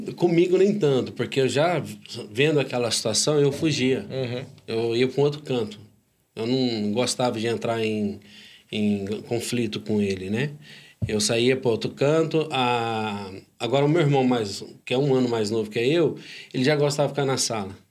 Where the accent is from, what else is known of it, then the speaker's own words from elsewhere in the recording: Uberaba, Minas Gerais, Brazil; also born or lived in Turama (ASR), Minas Gerais; Eu sou de Turama, Minas Gerais, sou mineiro